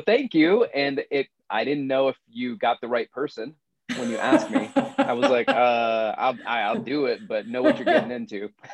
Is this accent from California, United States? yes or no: no; Florence, Alabama, United States; moved away; my hometown of Florence, Alabama.